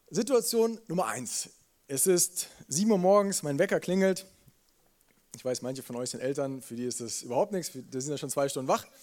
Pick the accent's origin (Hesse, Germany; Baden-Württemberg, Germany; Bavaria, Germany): Bavaria, Germany; Munich; als Münchner fühle ich mich in einem Brauhaus sofort wohl.